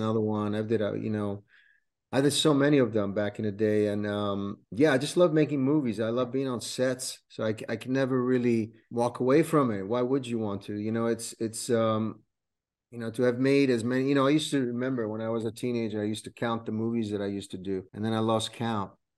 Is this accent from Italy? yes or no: yes; Rome, Lazio, Italy; also born or lived in California / New York; now in Florida, United States; I was born in Rome, Italy, uh, and then, uh, me, myself and my family moved to the coun-, to this country in nineteen eighty-five.